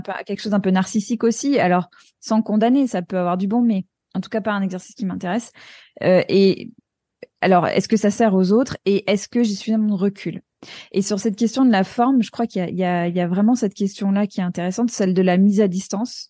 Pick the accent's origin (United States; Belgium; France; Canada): United States; moved away; quand j'étais petite aux États-Unis